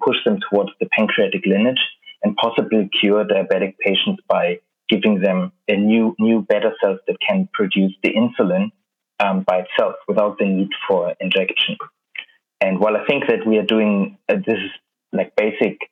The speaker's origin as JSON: {"language": "English", "region": "Berlin", "country": "Germany", "moved": "as an adult", "lives_now": "London, United Kingdom", "said": "I'm originally from Berlin"}